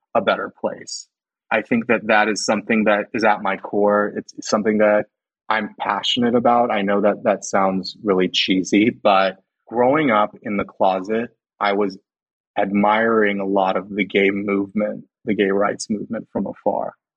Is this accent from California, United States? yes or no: yes; Los Banos, California, United States; I went to high school in Los Banos